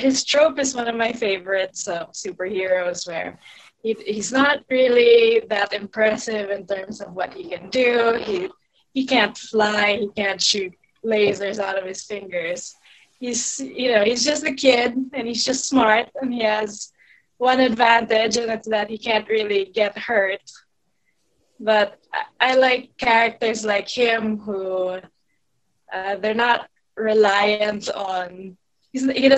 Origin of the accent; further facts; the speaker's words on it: Philippines; I'm from the Philippines.